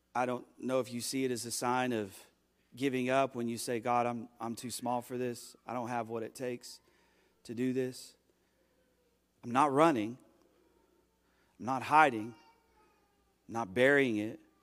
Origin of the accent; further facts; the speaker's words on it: United States; as an American